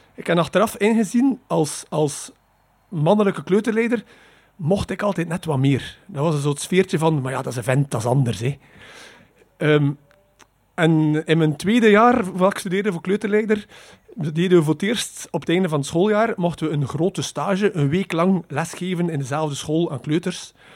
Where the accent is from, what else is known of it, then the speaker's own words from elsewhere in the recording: Poperinge, Flanders, Belgium; ik ben opgegroeid in Poperingen